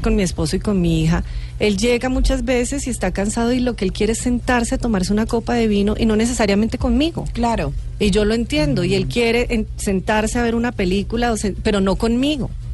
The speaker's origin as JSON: {"language": "Spanish", "country": "Colombia", "said": "Como colombiana"}